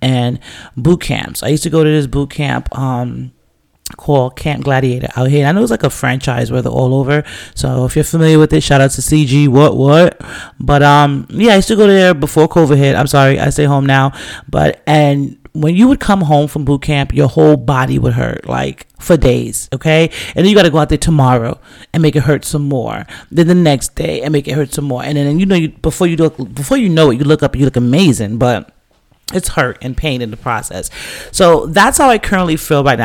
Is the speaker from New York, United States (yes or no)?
yes; New York City, New York, United States; I'm from the Bronx, right? So I grew up with hip hop, like, you know, just stepping out of my building on T-Bout Avenue back in the days